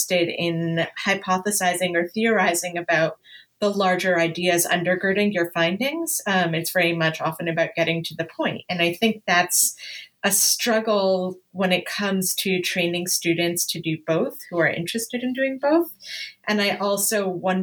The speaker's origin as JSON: {"language": "English", "country": "Canada", "moved": "yes", "lives_now": "Los Angeles, United States", "said": "I'm Canadian, even though I live"}